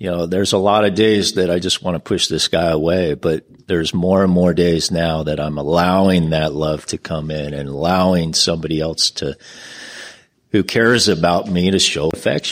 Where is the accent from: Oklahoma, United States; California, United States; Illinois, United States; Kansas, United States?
California, United States; San Diego; I'm from San Diego